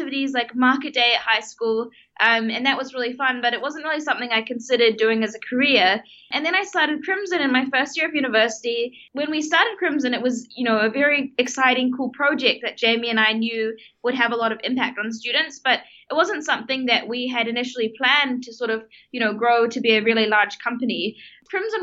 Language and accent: English; Auckland, New Zealand; also born or lived in South Africa; I was born in South Africa and my family moved to New Zealand when I was 8 years old. And I spent all of my high schooling years going to school in Auckland